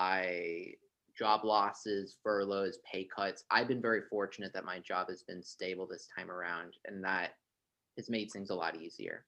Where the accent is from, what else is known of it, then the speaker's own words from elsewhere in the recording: San Juan, Puerto Rico; moved away as an adult; also born or lived in North Carolina, United States / New York City, United States / St. Louis, United States; now in Washington, D.C., United States; I'm originally from Puerto Rico. I grew up in San Juan